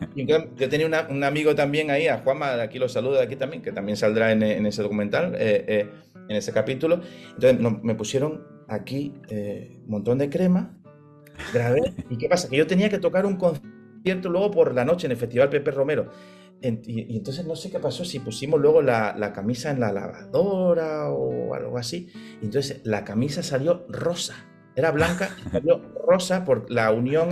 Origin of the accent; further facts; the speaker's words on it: Málaga, Andalusia, Spain; soy de Málaga